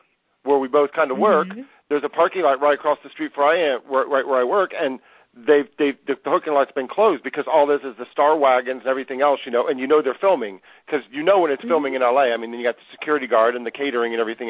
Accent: Cincinnati, Ohio, United States; moved away as an adult; now in Los Angeles, United States; growing up in Ohio, where I grew up

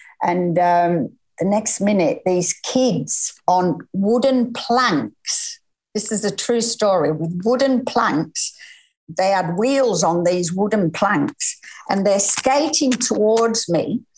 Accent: Lancashire, North West England, United Kingdom; now in Noosa, Australia; No, I'm not Scottish. I'm Lancashire.

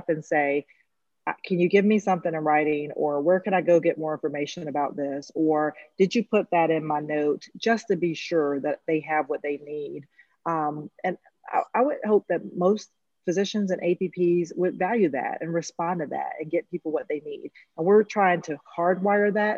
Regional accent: Eastern North Carolina, United States; I come from Eastern North Carolina

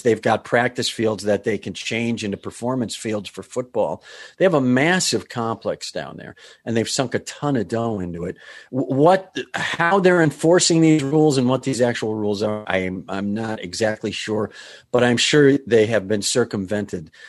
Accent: Rust Belt, United States; I grew up in the Rust Belt with rusties

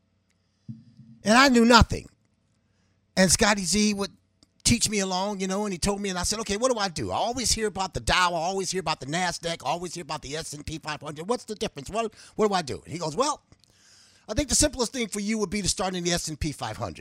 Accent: Cleveland, Ohio, United States; I grew up in the hood. I always say I was born in the hood, but the hood was not born in me. I grew up on 131st

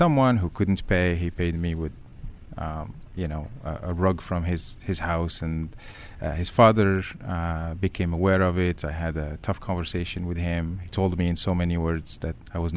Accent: Casablanca, Casablanca-Settat, Morocco; moved away as an adult; also born or lived in Paris, France; now in United States; Born in Paris, grew up in Casablanca, Morocco

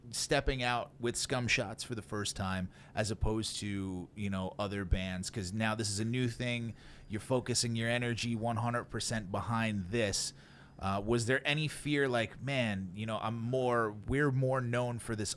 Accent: Brooklyn, New York, United States; I'm from Brooklyn.

